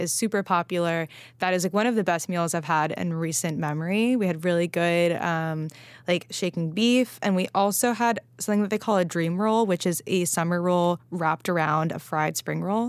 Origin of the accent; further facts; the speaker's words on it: Los Angeles, California, United States; moved away; I was out in L A, which is where I grew up